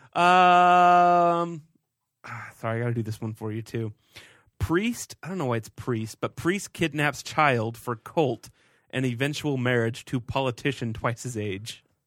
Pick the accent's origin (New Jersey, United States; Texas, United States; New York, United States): Texas, United States; I grew up in Texas